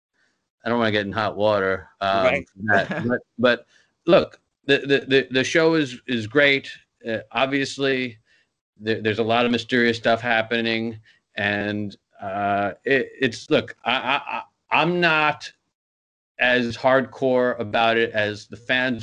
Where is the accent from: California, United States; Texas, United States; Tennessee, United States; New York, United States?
New York, United States; New York City; I'm from Queens, New York